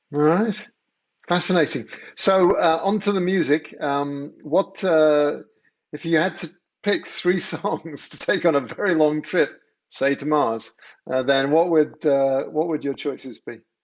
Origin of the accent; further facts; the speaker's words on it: England, United Kingdom; moved away as an adult; now in United States; I grew up in England